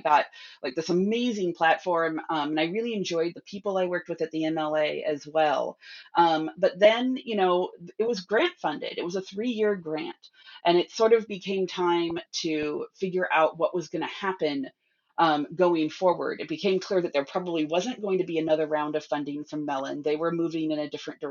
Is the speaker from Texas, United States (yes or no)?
no; California, United States; moved away as an adult; also born or lived in New York / Bay Area; I am from California originally